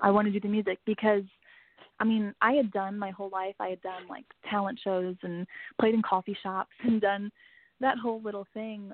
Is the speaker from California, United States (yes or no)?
no; St. Louis, Missouri, United States; I am from St. Louis, Missouri. Um, I've lived here my whole life